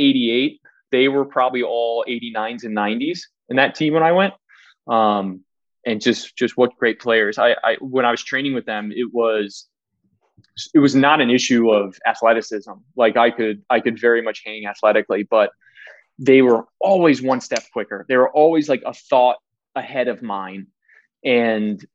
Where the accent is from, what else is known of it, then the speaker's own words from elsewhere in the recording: Maryland, United States; I'm from Maryland, outside of DC